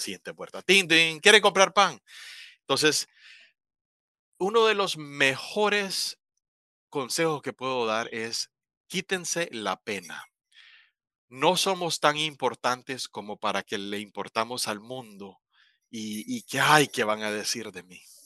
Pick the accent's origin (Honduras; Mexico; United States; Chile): Honduras; La Ceiba, Atlántida; moved away as an adult; also born or lived in Tegucigalpa, Honduras; now in Taiwan; yo soy hondureño oriundo de La Ceiba.